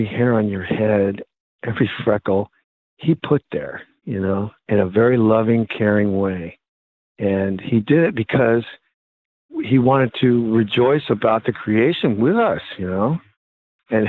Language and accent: English; United States; I'm an American, and I was raised an American